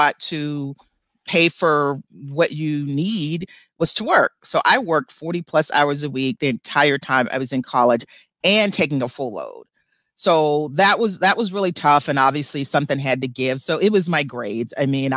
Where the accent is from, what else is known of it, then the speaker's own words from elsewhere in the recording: South Carolina and Georgia, United States; I grew up in the South, South Carolina and Georgia.